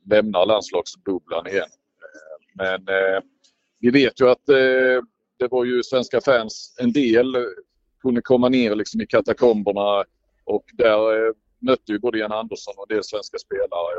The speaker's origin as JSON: {"language": "Swedish", "country": "Sweden", "said": "jag var svensk"}